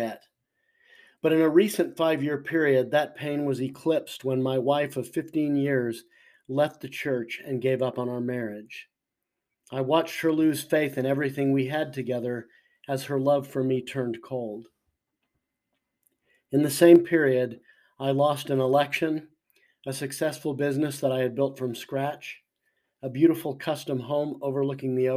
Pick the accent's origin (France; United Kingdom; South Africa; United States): United States; Orem, Utah; I grew up in Orem, Utah